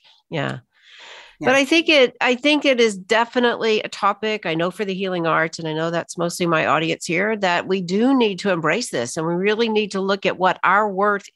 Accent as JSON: {"language": "English", "region": "Alabama", "country": "United States", "tie": "born or raised there", "said": "I was raised in Alabama, Deep South"}